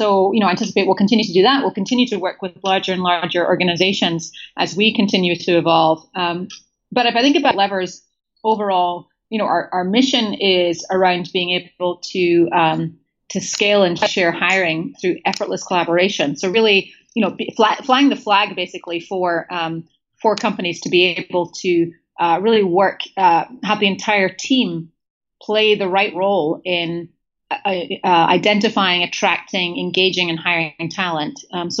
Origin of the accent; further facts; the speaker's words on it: Scotland, United Kingdom; so first of all, I'm Scottish. I identify with British. I rankle slightly when people call me English